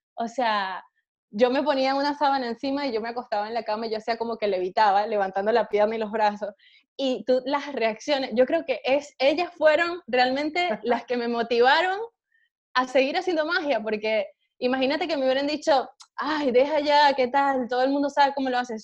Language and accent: Spanish; Punto Fijo, Falcón, Venezuela; moved away as an adult; also born or lived in Colombia; now in Spain; vivir de la magia en mi país